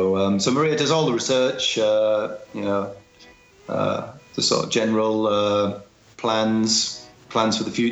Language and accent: English; United Kingdom; I'm British. I live in London.